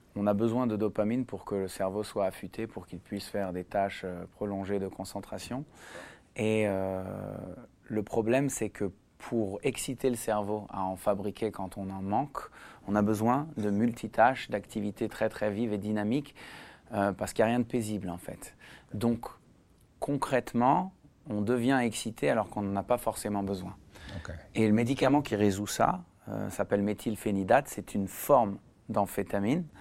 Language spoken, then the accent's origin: French; Israel; moved away; also born or lived in Paris, France / Sarcelles, France; j'ai commencé à vivre en Israël à l'âge de 8 ans. Avant ça, j'ai grandi en France